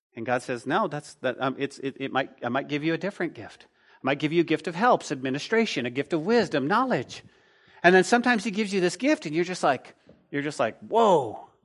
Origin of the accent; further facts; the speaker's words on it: Texas, United States; we're from Texas